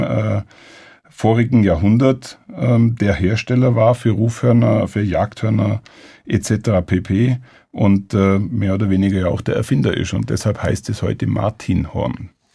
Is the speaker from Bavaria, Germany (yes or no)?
yes; Allgäu, Bavaria, Germany; als Allgäuer